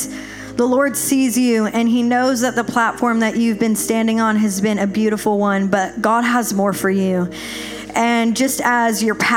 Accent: Nashville, Tennessee, United States; I'm from Nashville, a bit bigger city

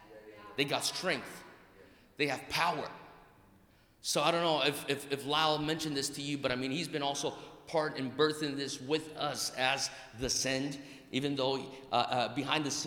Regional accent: Brazil; moved away; also born or lived in United States; I'm half Japanese, half Italian, born and raised in Brazil, educated in America, got a Greek name and a Hawaiian soul

